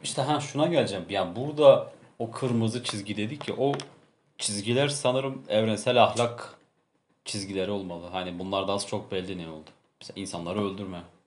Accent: Turkey; biz bir Türk olarak

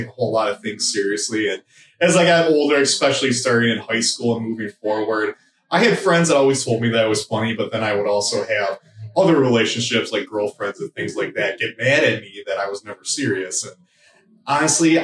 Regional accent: Trenton, Michigan, United States; I'm from Trenton, Michigan

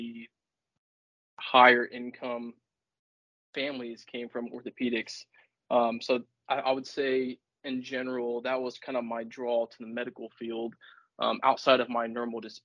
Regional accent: Warsaw, Indiana, United States; growing up in Warsaw, the orthopedic capital of the world

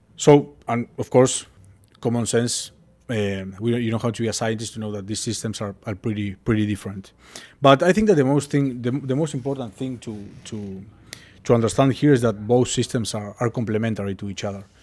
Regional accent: Uruguay; moved away; I'm from Uruguay, uh, I was born and raised

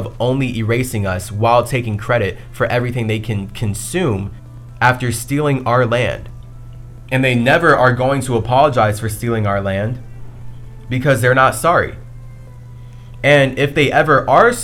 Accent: United States; I'm from America.

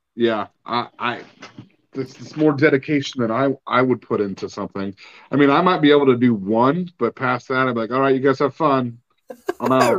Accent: Oregon coast, United States; moved away; growing up on the Oregon coast

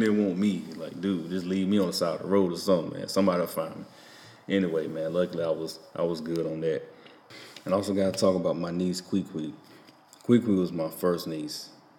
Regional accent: Enfield, United States; I said, man, I don't know nothing about these people. I'm from Enfield. Y'all got to forgive me.

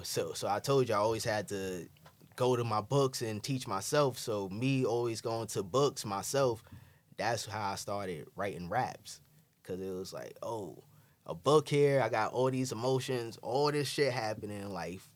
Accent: New York City, New York, United States; also born or lived in Bed-Stuy; growing up in Crown Heights

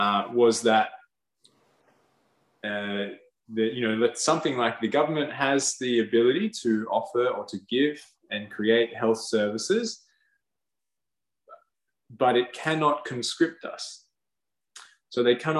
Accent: Australia; Because we've been born to this land, or I have.

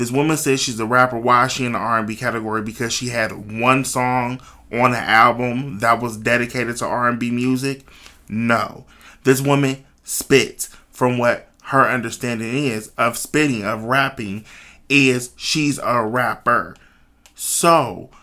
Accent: Cleveland, Ohio, United States; moved away as an adult; now in Dayton, United States; I'm originally from Cleveland, Ohio, but I've been living in Dayton, Ohio for like the last 12 years

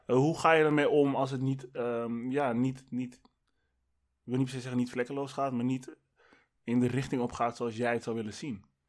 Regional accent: Amsterdam, North Holland, Netherlands; ik kom uit West

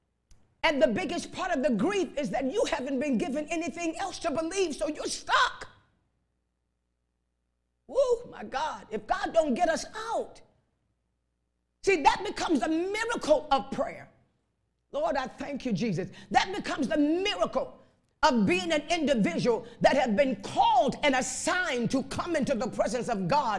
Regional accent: Chicago, Illinois, United States; I was raised up in Chicago on the west side

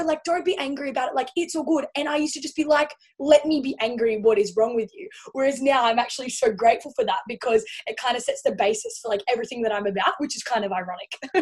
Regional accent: Central Coast, New South Wales, Australia; moved away as an adult; now in Gold Coast, Australia; originally from the Central Coast. So it's kind of like smack bang in between Sydney and Newcastle.

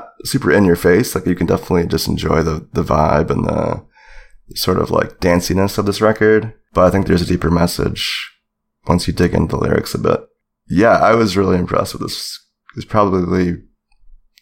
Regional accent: Rochester, New York, United States; This was recorded in my hometown

